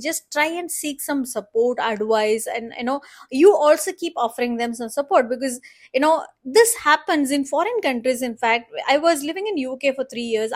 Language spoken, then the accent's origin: English; India; As the Indian woman